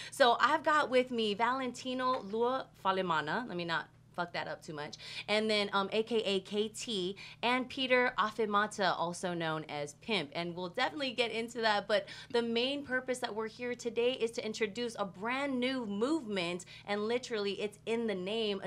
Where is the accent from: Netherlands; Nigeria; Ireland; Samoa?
Samoa; now in United States; even though I'm Samoan and I come from Samoa, when I moved to the States